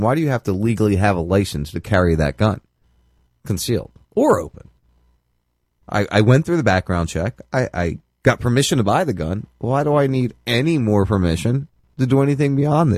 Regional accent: New Jersey, United States; I'm from Jersey

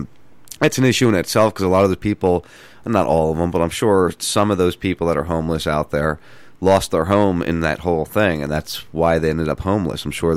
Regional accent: New Jersey, United States; I grew up in South Jersey.

